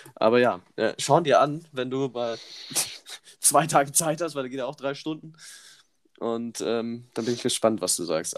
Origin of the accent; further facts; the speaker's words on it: Immenstadt, Bavaria, Germany; bei uns damals in Immenstadt, wo ich groß geworden bin